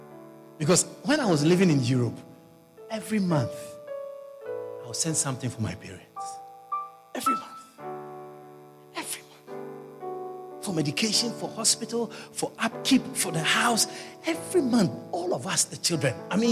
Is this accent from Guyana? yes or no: yes; Guyana; I came from Guyana. I'm a missionary. I don't have anything.